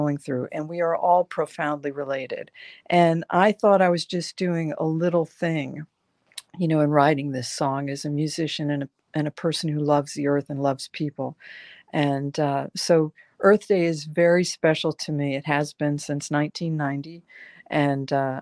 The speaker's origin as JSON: {"language": "English", "region": "the South", "country": "United States", "tie": "born or raised there", "also_born_or_lived": "the North", "moved": "yes", "said": "I grew up early in the South"}